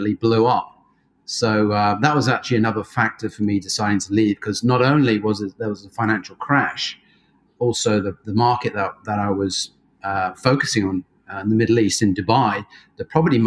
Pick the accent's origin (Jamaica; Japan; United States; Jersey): Jersey; moved away as an adult; now in Australia; I was fortunate enough to grow up in Jersey, so not New Jersey